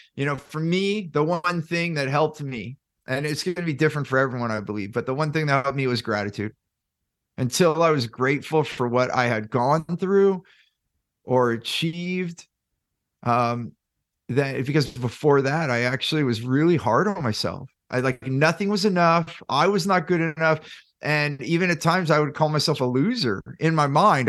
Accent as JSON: {"language": "English", "area": "Silicon Valley", "region": "California", "country": "United States", "tie": "born or raised there", "said": "I grew up in Silicon Valley"}